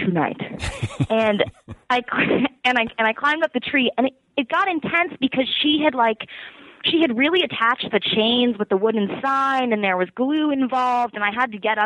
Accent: Petaluma, California, United States; moved away as an adult; also born or lived in San Francisco; now in New York City, United States; I'm from Petaluma, which is about 45 minutes north of San Francisco. So I kind of, you know, bounced around from, like, my hometown to then, like, college

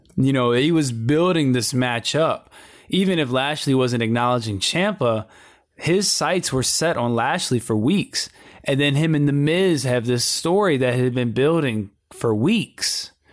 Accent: Richmond, Virginia, United States; my hometown of Richmond, Virginia

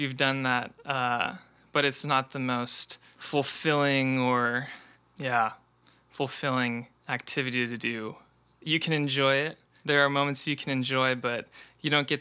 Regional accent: Bay Area, California, United States; moved away as an adult; also born or lived in San Diego, California; now in Seattle, United States; I grew up in the Bay Area, so right between San Francisco and San Jose

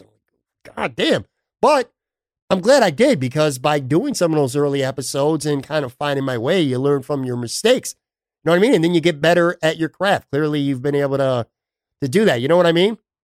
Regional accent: Buffalo, New York, United States; I grew up on the West Side, and there was a little newsstand on the corner of Hurdle Avenue and Delaware

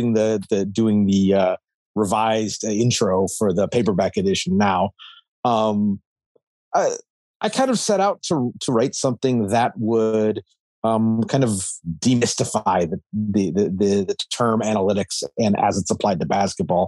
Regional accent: Anchorage, Alaska, United States; moved away; I'm originally from Anchorage, Alaska.

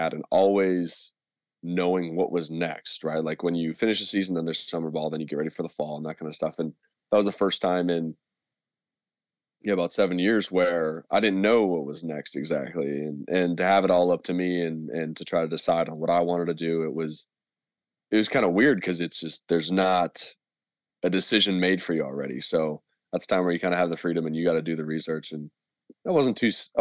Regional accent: Canada; moved away as an adult; also born or lived in San Francisco, United States; being a Canadian student in the U.S.

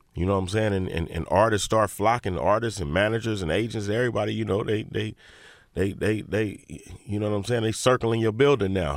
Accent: Inglewood, California, United States; I'm from Inglewood

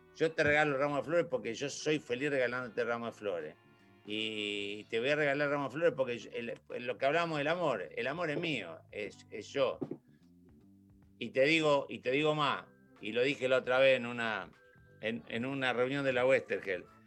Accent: Santa Fe, Argentina; yo nací en Villa María Selva

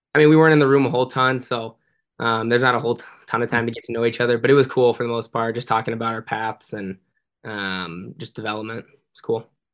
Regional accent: San Jose, California, United States; moved away; I grew up playing in San Jose my whole life

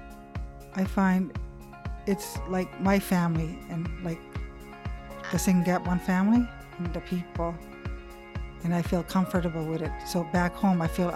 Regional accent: Wagmatcook, Cape Breton, Nova Scotia, Canada; I'm from Wagamukuk, Nova Scotia, Cape Breton, Canada.

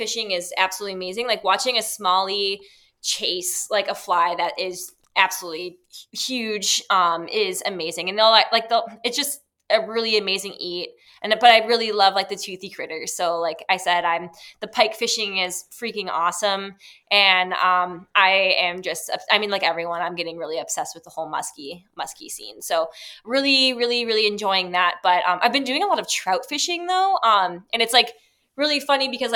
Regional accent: Midwest, United States; I'm from the Midwest and that's what we have here

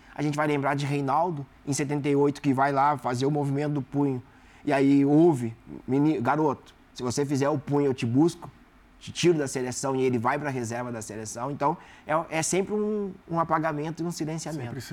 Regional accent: South Region, Brazil; eu sou do sul do Brasil

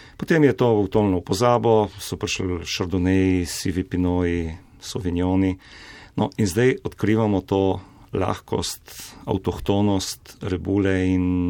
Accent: Slovenia; Slovenci smo

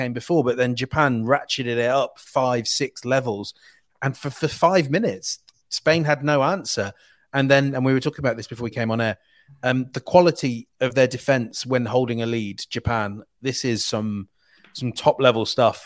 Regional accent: England, United Kingdom; I'm an Englishman

